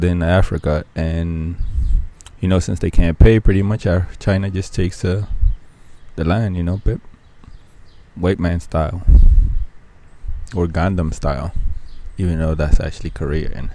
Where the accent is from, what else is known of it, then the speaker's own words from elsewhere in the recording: Dominican Republic; my hometown, the Dominican Republic